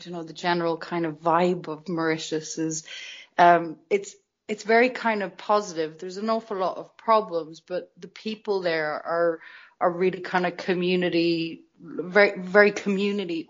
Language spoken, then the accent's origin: English; Dublin, Leinster, Ireland; I was born in Dublin and you're sort of instilled with this Irish culture that doesn't leave you.